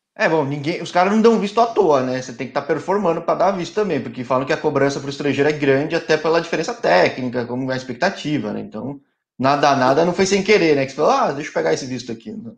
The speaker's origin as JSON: {"language": "Portuguese", "region": "São Paulo", "country": "Brazil", "said": "eu que sou de São Paulo, torço pra Ponte, mas sou de São Paulo"}